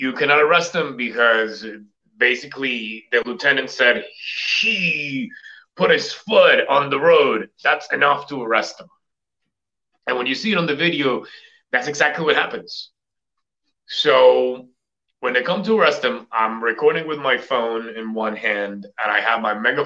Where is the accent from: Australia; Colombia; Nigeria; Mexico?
Colombia; now in Boston, United States; I am from Colombia, South America.